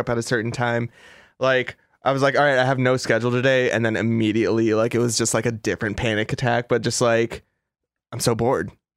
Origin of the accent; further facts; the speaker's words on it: Los Angeles, California, United States; I'm from Los Angeles